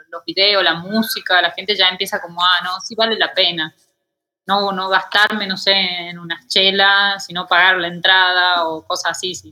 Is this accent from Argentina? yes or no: yes; Tucumán, Argentina; born or raised there; moved away as an adult; now in Mexico